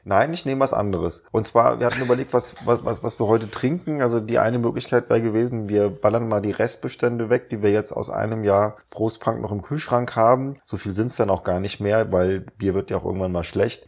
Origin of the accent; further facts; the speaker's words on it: Rheinhessen, Rhineland-Palatinate, Germany; ich habe ja in Rheinhessen Abi gemacht